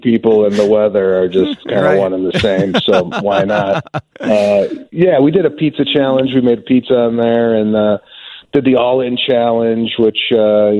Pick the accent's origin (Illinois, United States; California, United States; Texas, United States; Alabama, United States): Illinois, United States; Chicago; growing up in Chicago